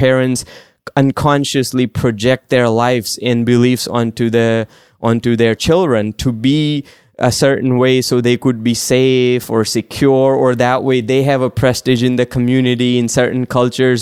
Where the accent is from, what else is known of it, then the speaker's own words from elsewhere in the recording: India; moved away; So I grew up in India